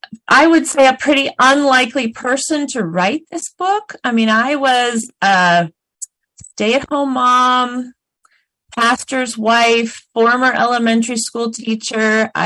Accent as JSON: {"language": "English", "region": "Oregon", "country": "United States", "tie": "born there", "also_born_or_lived": "Minneapolis / Chicago / New Jersey", "moved": "yes", "said": "I was born here in Oregon. I have family who've been in Oregon for generations, but I moved away for most of my life, and I lived in places like Minneapolis and Chicago and New Jersey"}